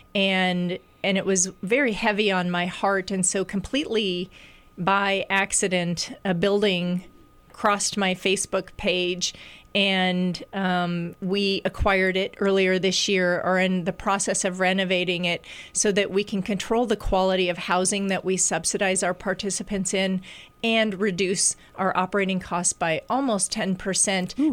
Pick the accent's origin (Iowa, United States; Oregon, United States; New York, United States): Iowa, United States; Des Moines; moved away; when I came back to Iowa, which I'm from Des Moines